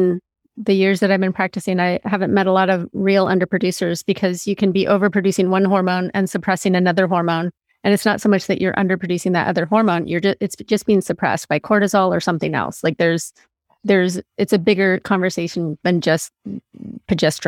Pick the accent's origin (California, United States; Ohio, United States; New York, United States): California, United States; Big Sur; when I was growing up in Big